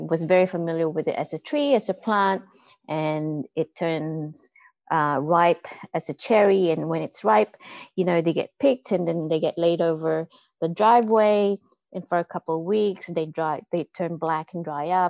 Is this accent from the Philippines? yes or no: yes; Philippines; I grew up with coffee in the Philippines.